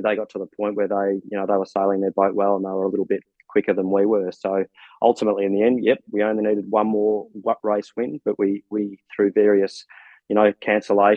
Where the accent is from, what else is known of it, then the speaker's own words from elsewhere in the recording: Australia; growing up over here in Australia